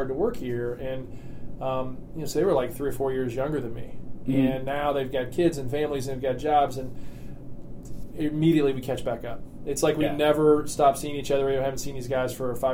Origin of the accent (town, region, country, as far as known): Harrisburg, Missouri, United States; born or raised there